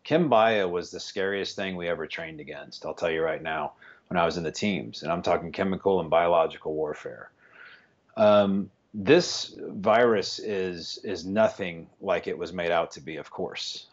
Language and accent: English; West Texas, United States; I'm from West Texas, a little town